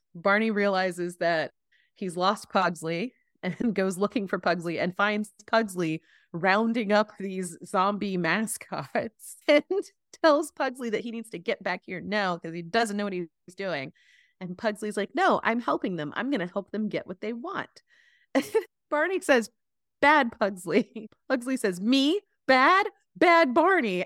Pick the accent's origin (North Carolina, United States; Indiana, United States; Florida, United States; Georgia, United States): North Carolina, United States; Chapel Hill; I grew up in Chapel Hill